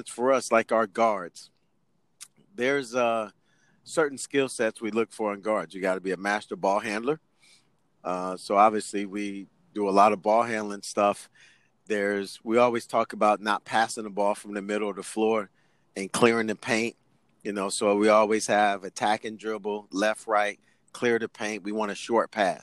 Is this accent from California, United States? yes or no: yes; Sacramento, California, United States; moved away as an adult; also born or lived in Greece / Germany; Luther Burbank High School.